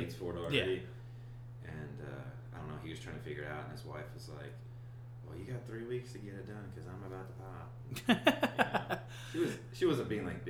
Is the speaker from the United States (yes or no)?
yes; Arkansas, United States; now in Arizona, United States; I'm originally from Arkansas. I grew up there.